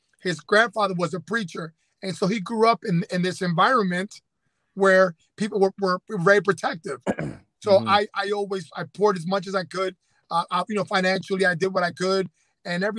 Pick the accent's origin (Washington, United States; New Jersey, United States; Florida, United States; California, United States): New Jersey, United States; Camden; we were both growing up in the Camden area